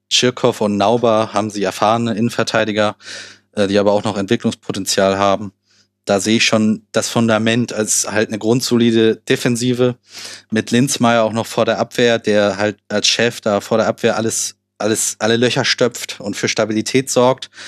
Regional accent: Hamburg, Germany; da gucke ich als Hamburger natürlich auch drauf.

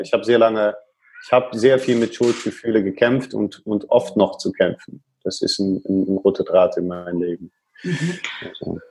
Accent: Netherlands; accent: Dutch; German is a second language; now in Germany; Als Holländer

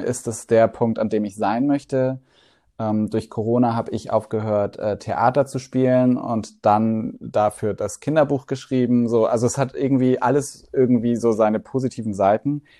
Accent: Swabia, Baden-Württemberg, Germany; moved away as an adult; now in Hamburg, Germany; im Schwabeländle aufgewachsen und dann mit 18 sofort wieder zurück

